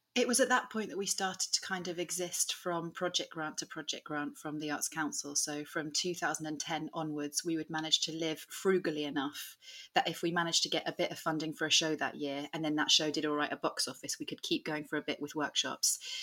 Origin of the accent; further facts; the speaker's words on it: Suffolk, East of England, United Kingdom; moved away as an adult; also born or lived in Hull; I grew up in Suffolk